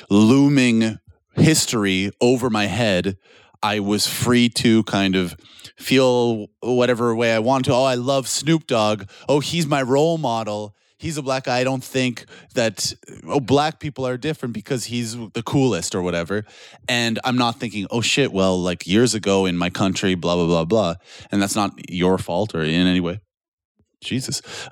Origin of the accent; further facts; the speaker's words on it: Canada; moved away as an adult; now in Poland; And like my hometown was mostly white and I heard lots of racist shit from my hometown